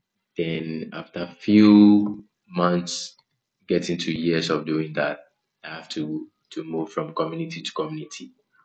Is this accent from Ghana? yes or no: yes; Aplaku, Volta, Ghana; I'm from Aplau, okay, the Volta region of Ghana. And I moved in and around. So all my childhood is, I spent it within the water bodies